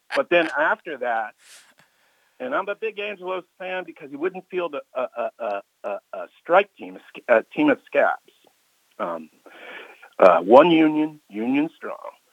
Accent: Washington, District of Columbia, United States; I was born in Washington D.C. I grew up here uh, in the '60s

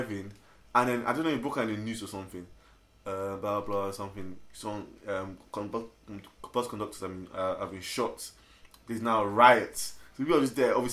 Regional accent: Nigeria; moved away; I was born in Nigeria, so I lived there.

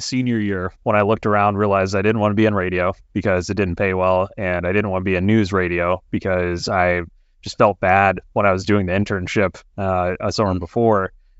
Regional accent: Ohio, United States; Yeah, so I was born and raised in Ohio, so I'm back in Columbus, Ohio now.

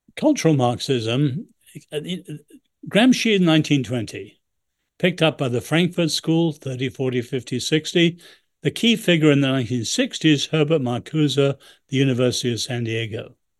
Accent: England, United Kingdom; now in United States; I'm a great admirer of this country, I'm still English

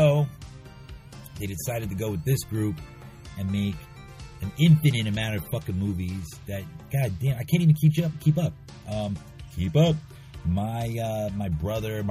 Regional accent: New York City, New York, United States; I went to school in Queens, and I was raised in Queens

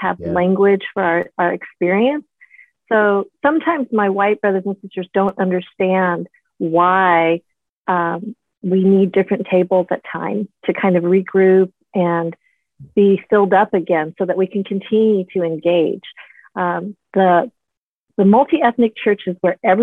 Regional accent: Wisconsin, United States; I was born in Wisconsin

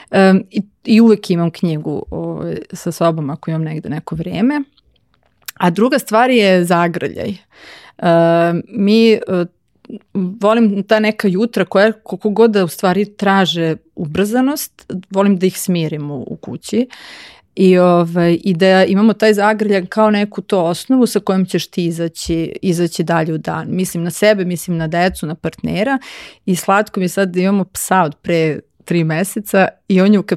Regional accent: Novi Sad, Vojvodina, Serbia; moved away; also born or lived in Belgrade; ja sam komparativnu književnost završila u Novom Sadu i dramaturgiju isto, ja sam iz Novog Sada

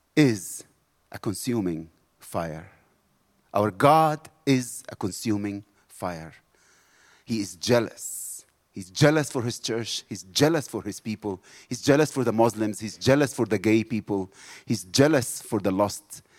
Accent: South Africa

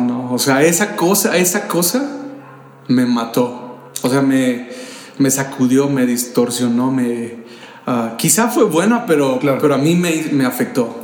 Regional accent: Jiquilpan, Michoacán, Mexico; also born or lived in San Luis Potosí, Mexico / Sahuayo, Mexico; now in Morelia, Mexico; yo nací en San Luis Potosí. Este, soy potosino. Y crecí en un pueblo de aquí de Michoacán. Soy por adopción michoacano, llegué cuando tenía 3 años de edad a este estado

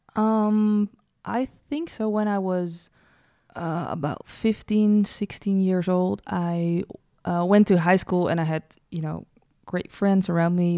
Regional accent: Breda, North Brabant, Netherlands; We're from Breda, uh, the city

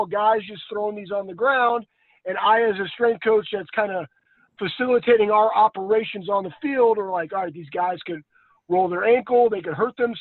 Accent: Texas, United States; moved away as an adult; also born or lived in Columbus, Ohio; I grew up in Texas

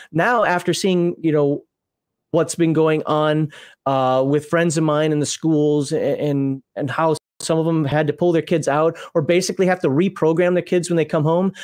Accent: United States; also born or lived in Kuwait / South Korea / Japan; I'm American.

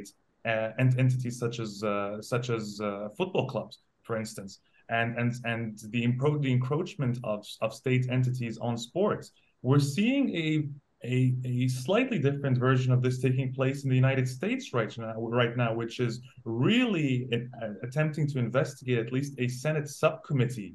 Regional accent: Bahrain; moved away; also born or lived in Saudi Arabia; I was raised in Bahrain and I've lived in Saudi Arabia as well.

